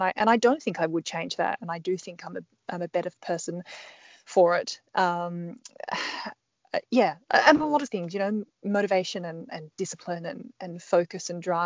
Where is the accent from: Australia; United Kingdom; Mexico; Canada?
Australia; Perth, Western Australia; moved away; also born or lived in Melbourne / Sydney / Canberra; I'm Perth born and bred in Western Australia originally.